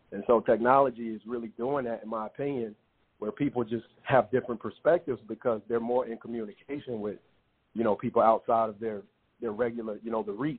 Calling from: Dallas, Texas, United States; I'm calling from Dallas.

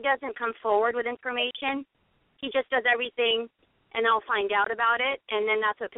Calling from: Los Angeles, California, United States; I'm 35. I'm calling from Los Angeles.

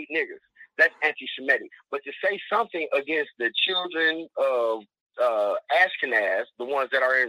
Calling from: Detroit, Michigan, United States; I'm calling from Detroit.

